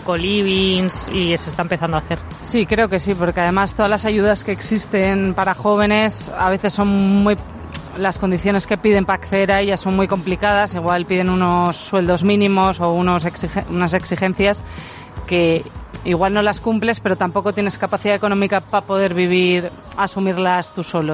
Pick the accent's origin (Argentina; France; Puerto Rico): France; moved away; en mi país, por ejemplo, en Francia